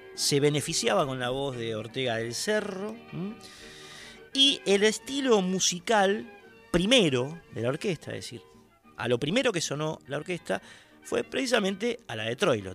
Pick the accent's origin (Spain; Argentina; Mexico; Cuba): Argentina; Lanús, Buenos Aires Province; los que somos de Lanús, nacimos, vivimos y calculo que nos moriremos